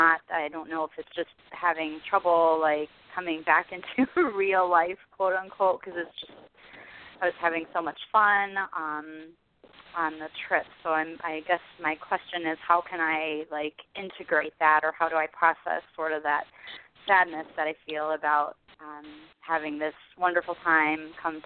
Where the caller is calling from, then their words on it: Chicago, Illinois, United States; I'm calling from the Chicagoland area.